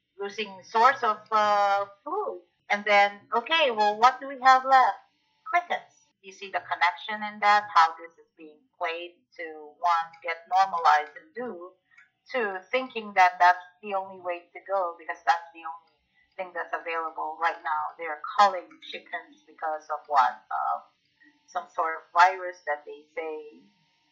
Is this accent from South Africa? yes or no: no; Philippines; moved away as an adult; also born or lived in Canada; now in United States; where I grew up in the Philippines